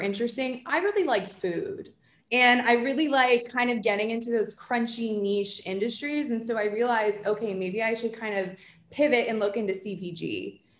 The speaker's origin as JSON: {"language": "English", "region": "New Jersey", "country": "United States", "said": "I'm from Jersey"}